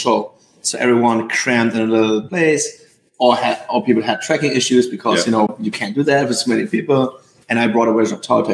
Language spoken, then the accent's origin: English; Hamburg, Germany; Well, I am a hamburger since I'm from Hamburg